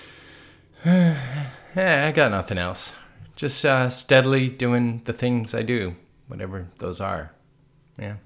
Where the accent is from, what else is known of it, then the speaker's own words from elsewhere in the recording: East Coast, United States; we're from the East Coast